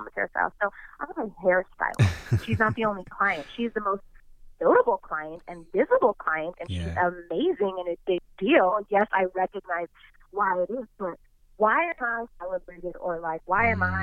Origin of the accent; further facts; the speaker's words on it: Orange County, California, United States; growing up in Orange County, being a child of immigrants